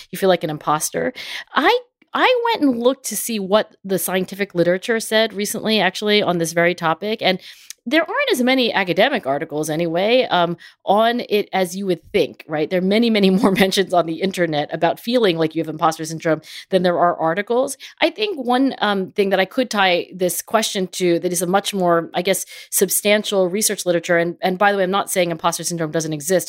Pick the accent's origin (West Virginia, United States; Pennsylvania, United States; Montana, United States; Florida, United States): Pennsylvania, United States; Philadelphia; my hometown of Philadelphia